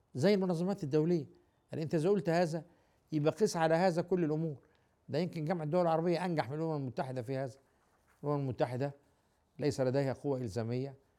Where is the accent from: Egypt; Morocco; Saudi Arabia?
Egypt; أنا راجل مصري